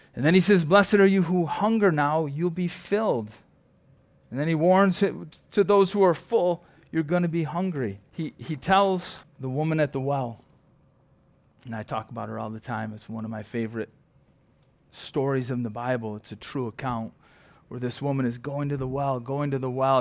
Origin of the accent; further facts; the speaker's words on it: Perry, New York, United States; I'm from Perry, you know, Archway Cookies or Champion